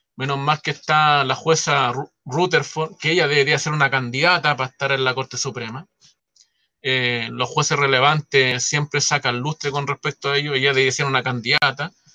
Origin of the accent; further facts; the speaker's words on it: San Miguel, Santiago Metropolitan Region, Chile; yo soy de San Miguel